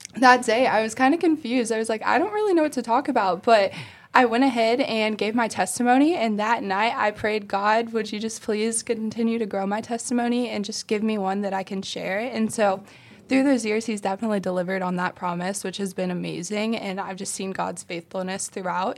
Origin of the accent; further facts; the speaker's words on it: Ohio, United States; moved away as an adult; now in South Carolina, United States; I'm from Ohio, and so now I go to school in South Carolina